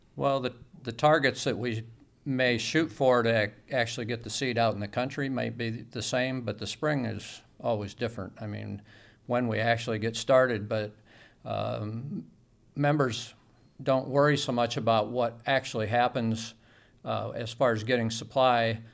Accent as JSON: {"language": "English", "area": "Bureau County", "region": "Illinois", "country": "United States", "tie": "born or raised there", "said": "I grew up in Biro County"}